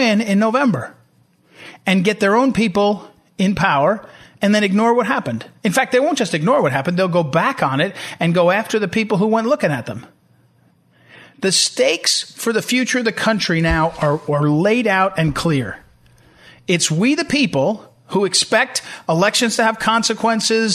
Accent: New Jersey, United States; moved away; in my old home state where I grew up in New Jersey

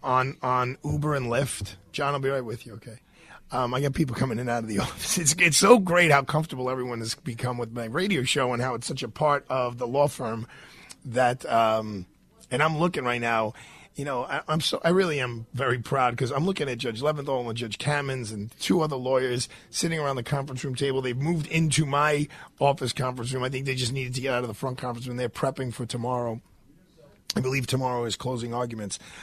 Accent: New York City, New York, United States; I'm from Bay Ridge

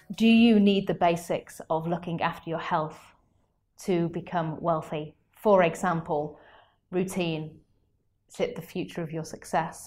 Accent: United Kingdom; as British people

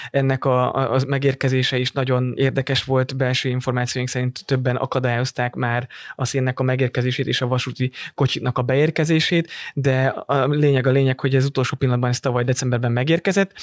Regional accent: Dunaújváros, Fejér, Hungary; moved away; Dunajvárosban nőttem föl

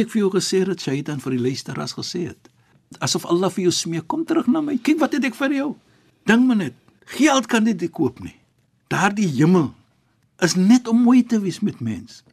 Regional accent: Cape Town, Western Cape, South Africa; ek as 'n Kaapenaar

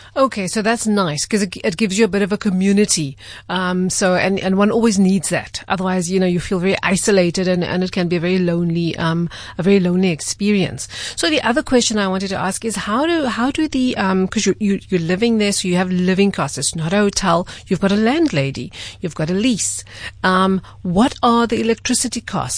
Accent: South Africa; I'm a South African

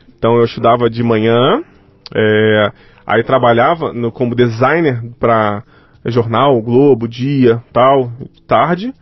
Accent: Rio de Janeiro, Brazil; Nasci no Rio de Janeiro

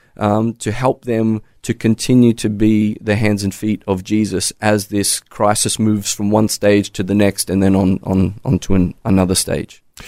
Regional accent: Australia; moved away; as an Aussie

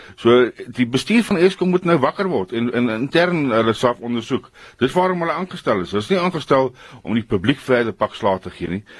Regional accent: South Africa; ons as Afrikaners

